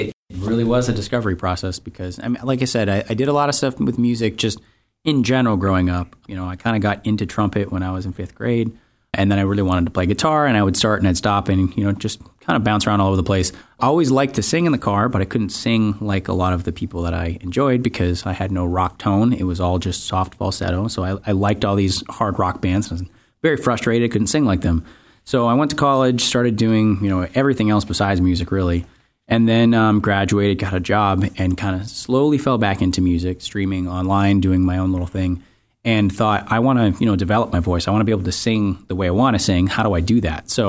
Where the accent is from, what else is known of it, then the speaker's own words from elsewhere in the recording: Maine, United States; moved away; also born or lived in New England; I'm a singer songwriter. I'm originally from Maine, but I've uh, been around the New England area for a little while now.